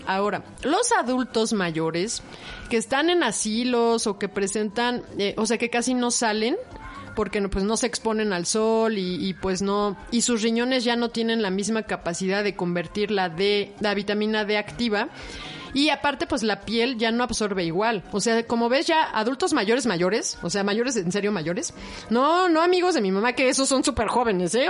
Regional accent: Mexico; piel oscura también somos mexicanos, somos morenos

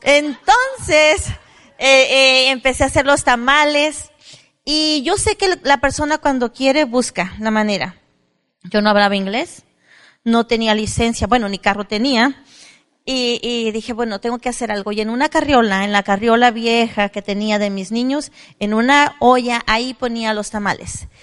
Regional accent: Mexico; also born or lived in La Despensa de Zaragoza; Soy mexicana orgullosa, vengo de raza indígena maya que hablaba el dialecto mayo

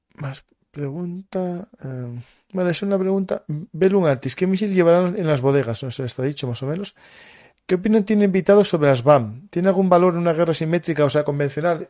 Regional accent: Asturias, Spain; yo soy asturiano, ¿no? Y en Asturias teníamos, bueno, tenemos la fábrica de Trubia

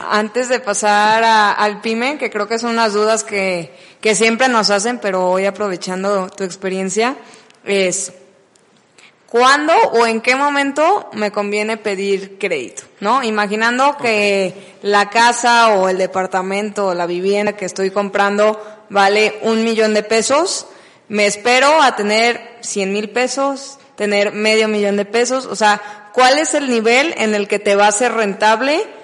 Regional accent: Mexico; como buena persona mexicana

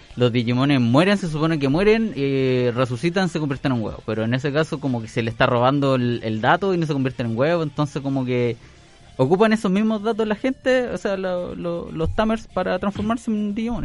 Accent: Chile; Yo soy el mismísimo chino chileno, el que andaba con la bandana ahí en el colegio

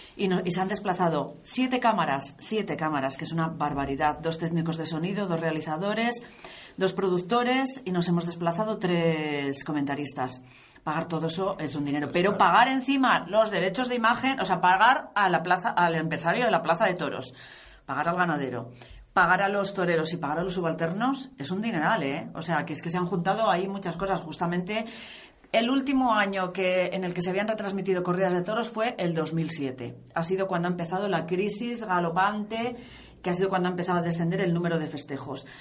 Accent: Medina del Campo, Castile and León, Spain; en mi pueblo, una de las primeras corridas que se dio en Medina del Campo

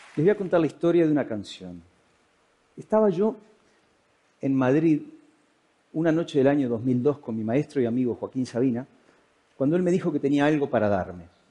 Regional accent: Uruguay; moved away as an adult; now in Spain

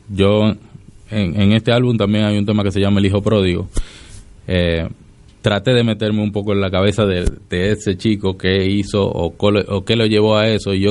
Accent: Dominican Republic; now in Argentina; aunque tengo eh, bastante tiempo ya viviendo aquí, pero no soy no soy argentino, soy de República Dominicana. Pero vivo acá hace bastante y algunas cosas se me pegaron

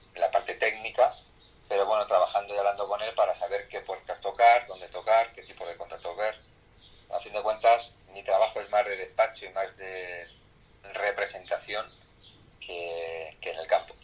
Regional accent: Extremadura, Spain; now in Villaviciosa de Odón, Spain; yo soy extremeño

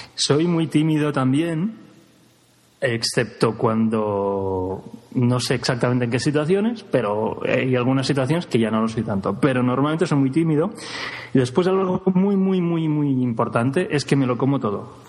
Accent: Girona, Catalonia, Spain; now in Granada, Spain; no soy exactamente de Granada, soy de Gerona, de Girona

